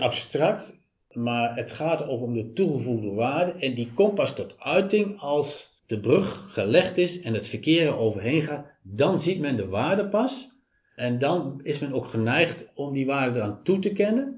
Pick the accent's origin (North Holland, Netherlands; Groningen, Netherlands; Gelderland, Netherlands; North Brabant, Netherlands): Gelderland, Netherlands; Apeldoorn; Geboren en getogen in Wenenwiesel.